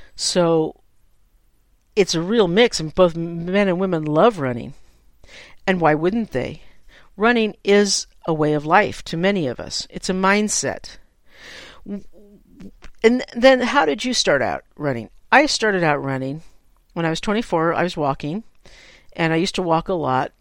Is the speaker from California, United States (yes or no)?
yes; San Francisco, California, United States; I'm a native San Franciscan, and I grew up in the Bay Area